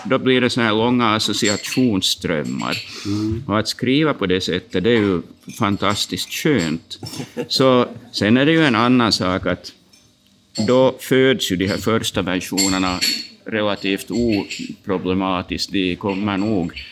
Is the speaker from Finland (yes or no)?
yes; Turku, Southwest Finland, Finland; also born or lived in Jakobstad, Finland / Vaasa, Finland; vi flyttade ju, familjen flyttade till Åbo när jag var ganska liten.